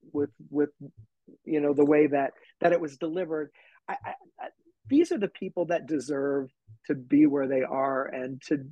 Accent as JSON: {"language": "English", "region": "Utah", "country": "United States", "tie": "born or raised there", "said": "growing up in Utah, I was a little bit more conservative"}